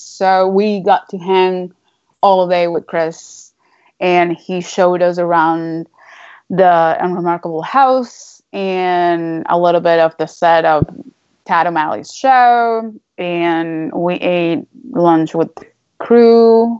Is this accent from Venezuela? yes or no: yes; Venezuela; English is a second language; But I come from Venezuela. So like whenever people ask me where I'm from, it's a loaded question because I personally don't know anymore where I'm from.